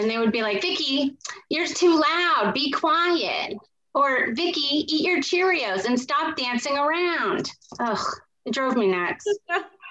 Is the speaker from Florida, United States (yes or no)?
no; New Hampshire, United States; growing up in New Hampshire